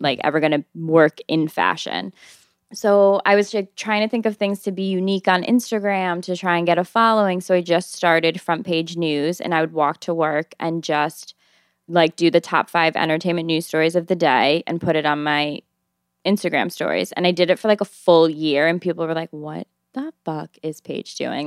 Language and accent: English; Albany, New York, United States; moved away as an adult; now in New York City, United States; I'm twenty-six years old, and I'm from Albany, New York, and I've lived in New York for four years now